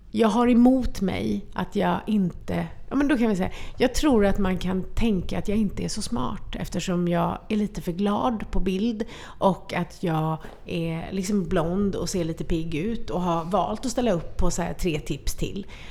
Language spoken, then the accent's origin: Swedish; Sweden; jag föddes här i Sverige